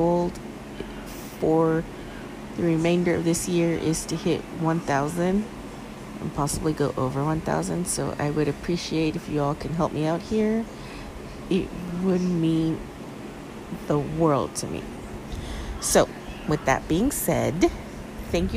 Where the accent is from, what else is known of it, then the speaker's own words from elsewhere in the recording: Los Angeles, California, United States; I am from LA. Born and raised in California, Southern California to be exact.